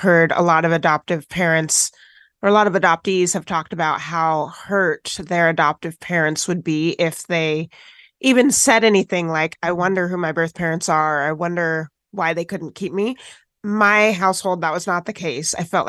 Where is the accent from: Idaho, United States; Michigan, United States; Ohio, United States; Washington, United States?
Washington, United States; also born or lived in Tennessee; My parents are white, I am black, and I grew up in Washington State after being adopted from foster care in Tennessee.